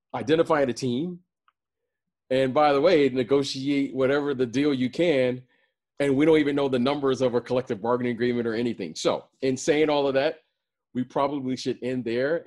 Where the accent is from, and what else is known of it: Detroit, Michigan, United States; born or raised there; moved away as an adult; also born or lived in Chicago